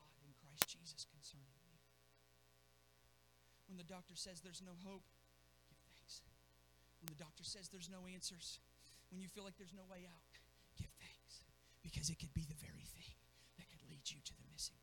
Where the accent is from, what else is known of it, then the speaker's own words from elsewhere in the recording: Zanesville, Ohio, United States; growing up in Zanesville